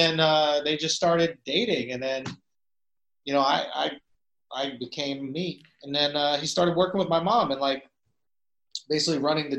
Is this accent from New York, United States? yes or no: yes; New York City, New York, United States; also born or lived in Upper East Side / Upper West Side; So, I grew up in the East Village, but we moved down there when I was like in fourth grade. So before that, I was like on Upper East Side and then Upper West Side.